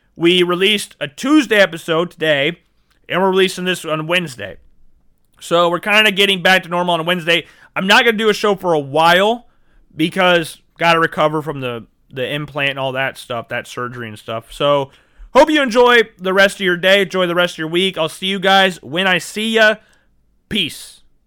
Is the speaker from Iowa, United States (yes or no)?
yes; Iowa, United States; I grew up in Iowa.